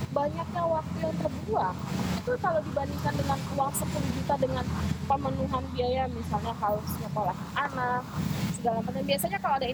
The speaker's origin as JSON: {"language": "Indonesian", "town": "Bengalon", "region": "East Kalimantan", "country": "Indonesia", "said": "aku tuh dari Bengalon ya"}